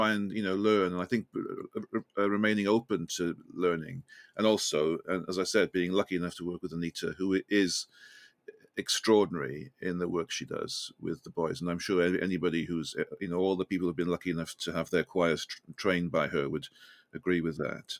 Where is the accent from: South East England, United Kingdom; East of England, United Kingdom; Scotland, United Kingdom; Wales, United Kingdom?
Wales, United Kingdom; Welsh; accent: Welsh lilt; now in London, United Kingdom; I'm Welsh.